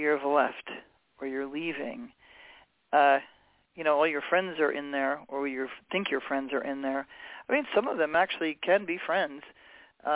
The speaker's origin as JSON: {"language": "English", "town": "New York City", "region": "New York", "country": "United States", "tie": "born or raised there", "also_born_or_lived": "Hawaii", "moved": "yes", "lives_now": "Los Angeles, United States", "said": "I grew up in New York City. I finished growing up in Hawaii."}